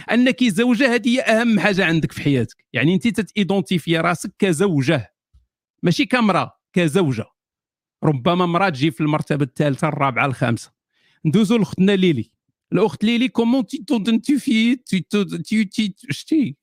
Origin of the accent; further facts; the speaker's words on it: Morocco; أنا مثلاً، مغربي موري